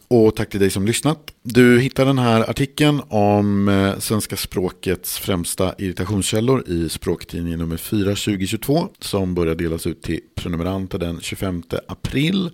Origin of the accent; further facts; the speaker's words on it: Mälaren Valley, Sweden; jag kommer från Mälardalen och från en trakt eller region där man tenderar att överanvända vart